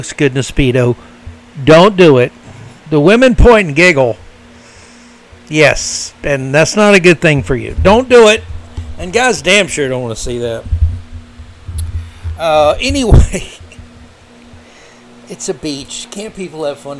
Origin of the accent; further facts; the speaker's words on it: Florida, United States; I grew up in Florida